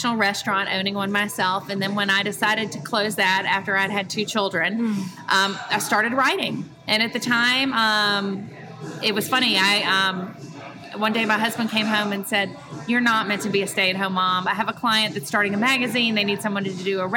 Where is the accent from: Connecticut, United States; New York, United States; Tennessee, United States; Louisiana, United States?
Tennessee, United States; Memphis; also born or lived in Washington, District of Columbia, United States / France; I grew up in Memphis. I've lived here most of my life